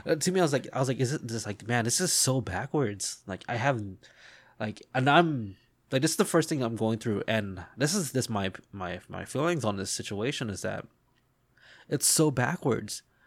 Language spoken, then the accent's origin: English; United States; as an American